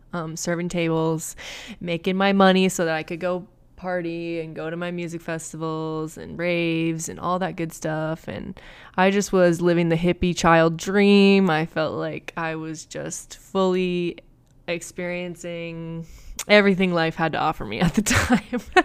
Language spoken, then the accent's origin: English; Minneapolis, Minnesota, United States; moved away as an adult; now in Inland Empire, California, United States; I grew up in Minnesota